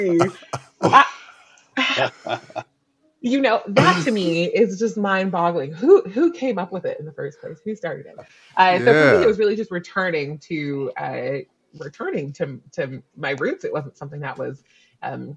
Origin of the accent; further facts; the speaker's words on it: Canada; also born or lived in New Zealand; I'm actually Canadian, but I just lived in New Zealand for 2 years